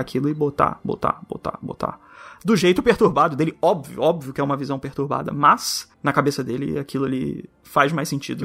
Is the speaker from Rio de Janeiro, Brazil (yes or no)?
yes; Rio de Janeiro, Brazil; accent: carioca; Não sei se estou sendo muito carioca agora